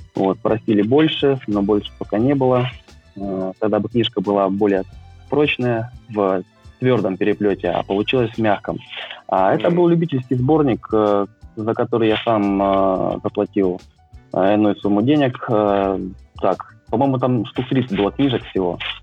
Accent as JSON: {"language": "Russian", "town": "Krasnoyarsk", "region": "Krasnoyarsk Krai", "country": "Russia", "tie": "born or raised there", "moved": "as an adult", "lives_now": "Moscow, Russia", "said": "родился я в замечательном городе Красноярске, который находится в Сибирском регионе вырос, в принципе, тоже там."}